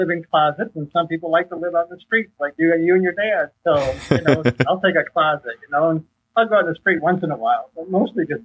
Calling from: Orlando, Florida, United States; I'm coming from Orlando, Florida.

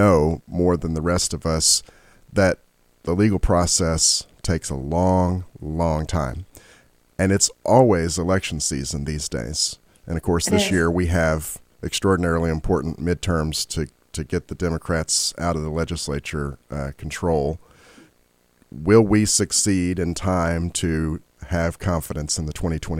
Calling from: Kentucky, United States; I'm online from Kentucky here, Jacqueline.

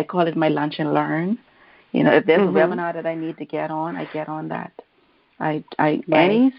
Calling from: Bahamas; I am calling in from the Bahamas.

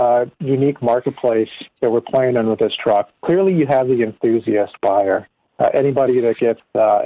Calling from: Detroit, Michigan, United States; I am in Michigan in the Detroit area, working from home like the rest of our company.

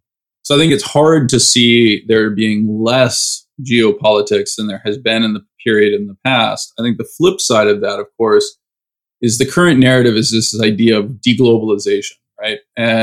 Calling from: California, United States; I am calling you from Northern California, just outside of San Francisco.

